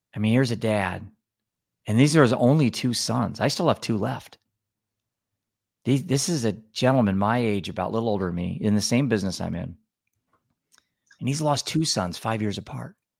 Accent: Cedar Rapids, Iowa, United States; I'm from Cedar Rapids, Iowa

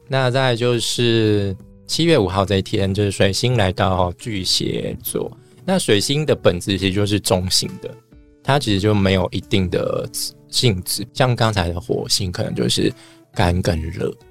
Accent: Taiwan; 我们台湾人

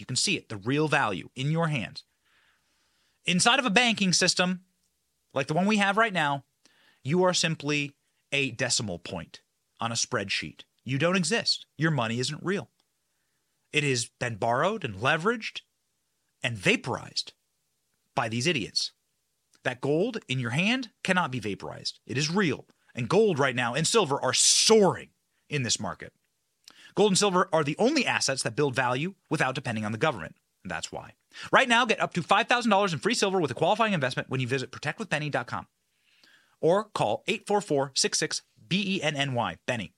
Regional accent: Iowa, United States; I'm also from Iowa

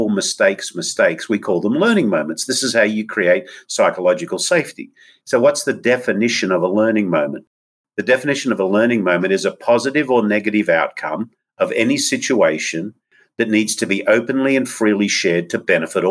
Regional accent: Australia; moved away; my home country's indigenous people

